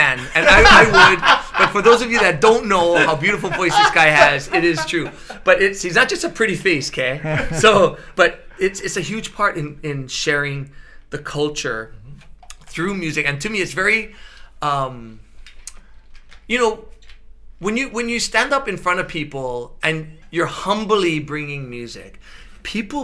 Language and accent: English; Honolulu, Hawaii, United States; I'm from Ainahaina